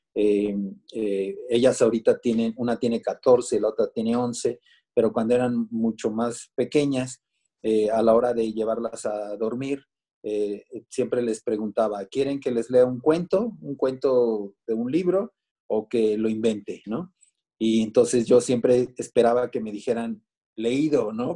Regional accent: Mexico City, Mexico; born or raised there; also born or lived in Minatitlán, Veracruz

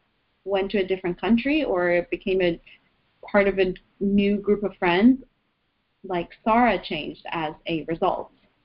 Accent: Iran; now in Canada; we moved from Iran to Canada, and then within Canada we moved a few times, so I had to change schools.

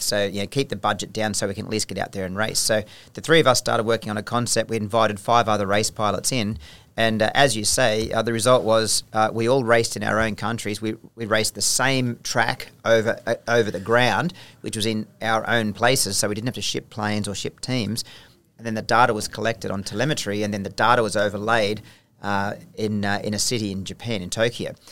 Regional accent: Australia; I was taken over as still an Australian officer, so I was still Australian, wearing Australian rank, employed by the Australian government

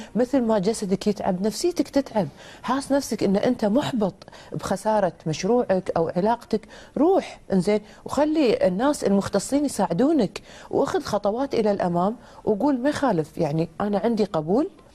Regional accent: Kuwait; بلدنا الكويت

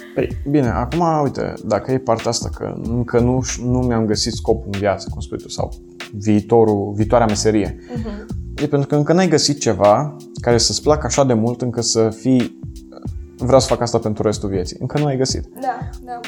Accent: Dorohoi, Botoșani County, Romania; also born or lived in Italy; now in Cluj-Napoca, Romania; tu și eu suntem din Moldova, adică da. eu din Dorohoi

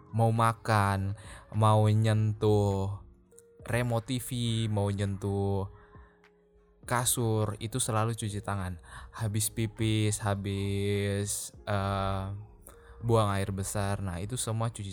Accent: Java, Indonesia; saya sendiri sebagai orang Jawa pun mengakui bahwa kebudayaan di Jawa itu masih sangat-sangat kental

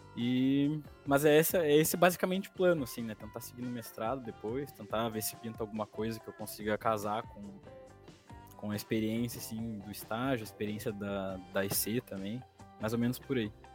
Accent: Sapucaia do Sul, Rio Grande do Sul, Brazil; eu sou de Sapucaia

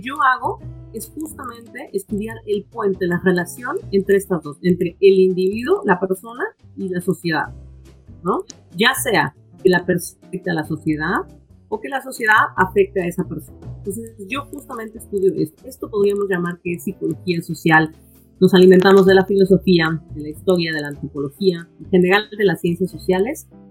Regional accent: Puebla, Mexico; moved away as an adult; also born or lived in Canada; now in New York, United States; yo soy de Puebla, originaria de la ciudad de Puebla

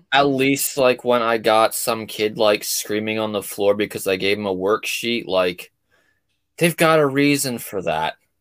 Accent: New Jersey, United States; I'm from South Jersey

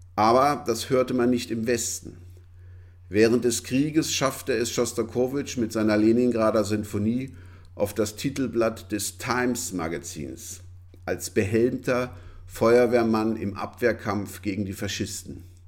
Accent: Vienna, Austria; wie man bei uns in Wien sagt

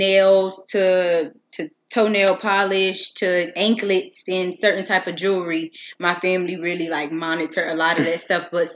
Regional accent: Miami, Florida, United States; I was born and raised in Miami, Florida. I come from a neighborhood called Myrtle Grove

